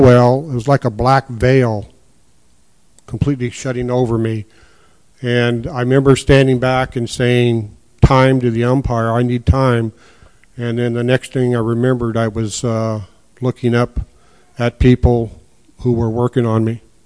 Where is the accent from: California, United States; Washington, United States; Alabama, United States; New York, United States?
Washington, United States; Quincy; also born or lived in Sunnyside, Washington; we moved to Quincy. Uh, it's where I grew up, went to school at, at Quincy until I graduated in 1969